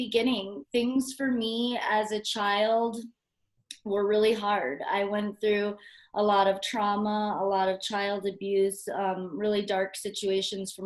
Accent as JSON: {"language": "English", "region": "Hawaii", "country": "United States", "tie": "born or raised there", "said": "I grew up in Hawaii"}